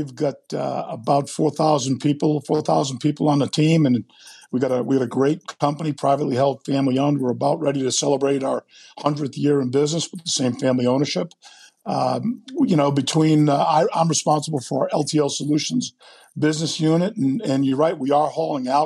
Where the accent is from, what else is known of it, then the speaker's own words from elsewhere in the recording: Rhode Island, United States; I'm originally from Rhode Island